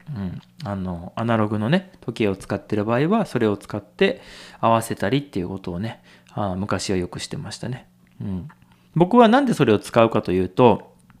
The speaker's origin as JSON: {"language": "Japanese", "region": "Nagano", "country": "Japan", "tie": "born or raised there", "said": "長野県で生まれて育って"}